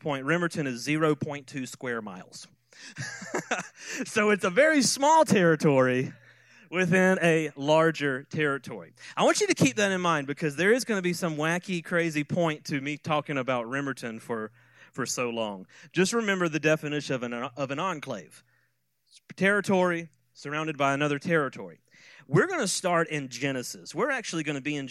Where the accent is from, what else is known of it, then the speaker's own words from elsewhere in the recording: Quitman, Georgia, United States; I grew up in Quitman, but most people don't know where that's at. And so I usually say Valdosta